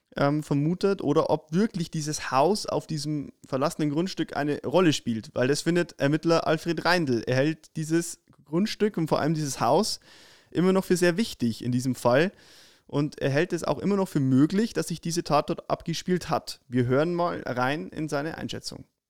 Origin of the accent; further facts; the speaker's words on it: Upper Palatinate, Bavaria, Germany; bei uns in der Oberpfalz